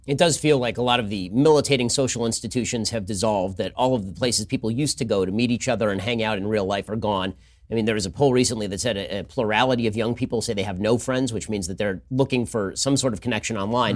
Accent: Los Angeles, California, United States; I grew up in Hollywood

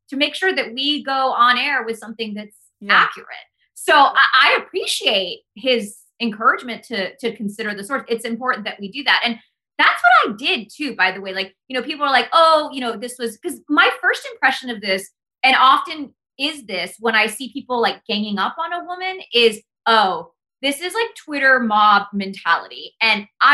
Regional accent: Hurst, Texas, United States; English is a second language; moved away as an adult; also born or lived in Fort Worth, Texas / Washington, D.C.; my hometown of like Hearst, Texas

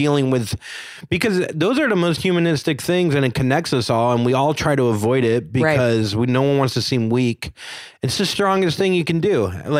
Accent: Florida, United States; also born or lived in Miami / Orlando; now in Brooklyn, United States; Like, I grew up in Florida. My dad is from New York and my mom's from Chicago.

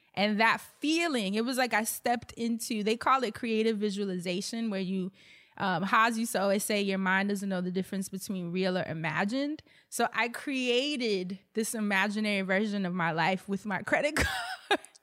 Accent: New York, United States; I'm a New Yorker. I come from a single parent household

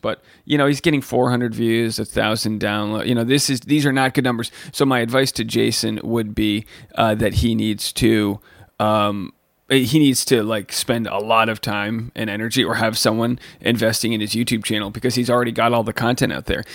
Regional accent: Newport, Rhode Island, United States; Newport, my hometown

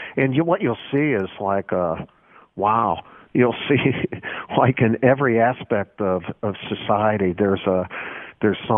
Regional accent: Chicago, Illinois, United States; the guys I grew up in Columbus Schoolyard in Chicago

